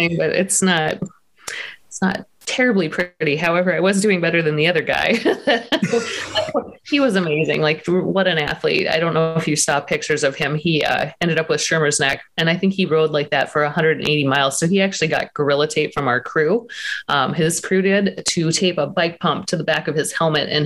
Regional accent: Montana, United States; moved away; I'm from Montana originally

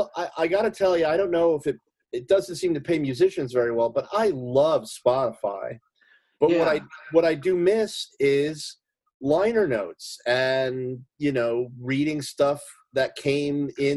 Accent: Oakland, New Jersey, United States; I grew up in Oakland

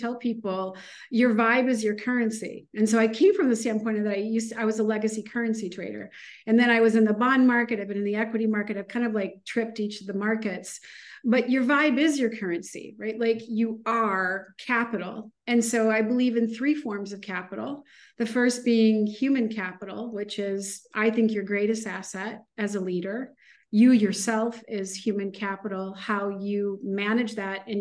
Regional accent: Midwest, United States; moved away as an adult; also born or lived in Chicago / San Francisco / New York; now in Miami, United States; I am a girl from the Midwest.

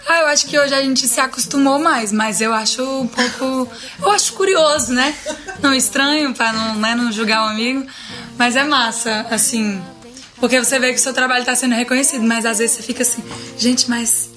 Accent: Araguaína, Tocantins, Brazil; A gente é de Araguaína, no Tocantins, e é uma cidade relativamente pequena, assim mas a gente estudou na mesma escola a vida inteira

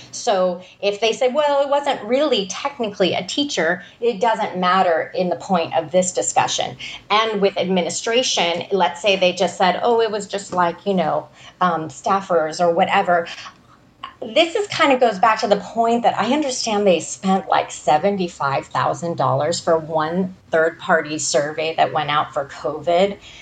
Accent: Malibu, California, United States; when I was growing up in Malibu

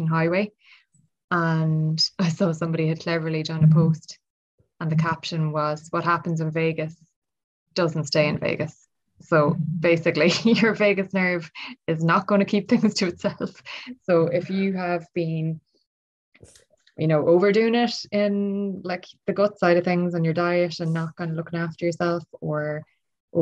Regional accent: Ireland; I'm Irish

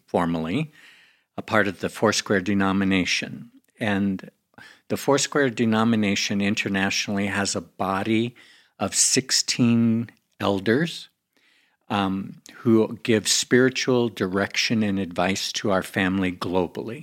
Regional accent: United States; I come from America.

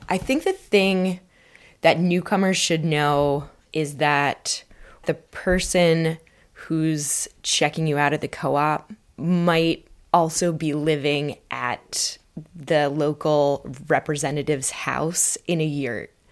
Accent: Vermont, United States; I grew up in Vermont

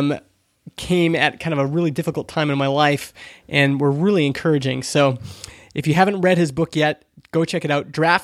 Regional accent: Alberta, Canada; I'm from Alberta, Canada.

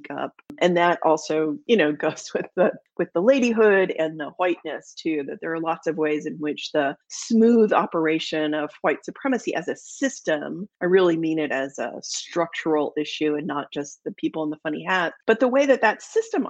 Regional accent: Texas, United States; I was raised in the South. I grew up in Texas

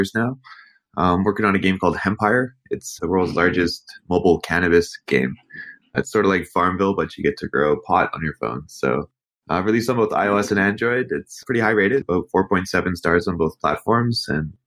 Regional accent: Canada

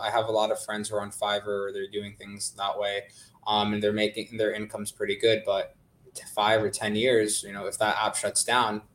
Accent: California, United States; I'm from California

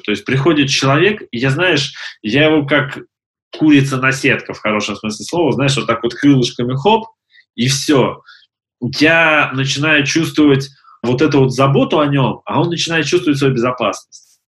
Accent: Siberia, Russia; Я сам из Сибири

